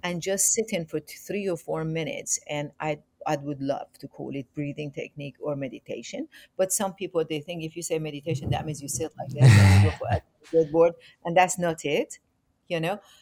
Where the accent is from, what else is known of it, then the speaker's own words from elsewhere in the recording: Iran; moved away; also born or lived in England; I'm originally from Iran